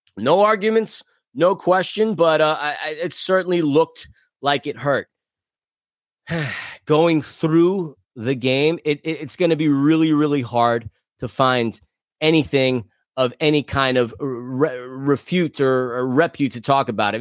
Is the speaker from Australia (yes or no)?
no; New York, United States; As a New Yorker